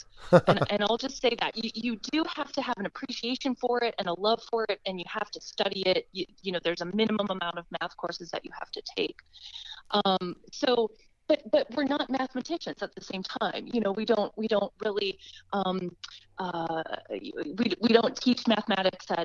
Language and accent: English; Twin Cities area, Minnesota, United States; I'm from Minnesota, from the Twin Cities area